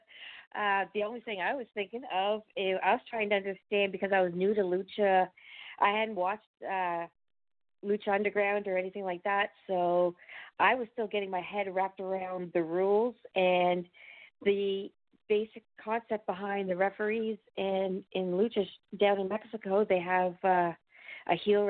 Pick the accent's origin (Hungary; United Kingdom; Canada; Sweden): Canada; also born or lived in the Maritimes; I'm Canadian. I'm based out of the Maritimes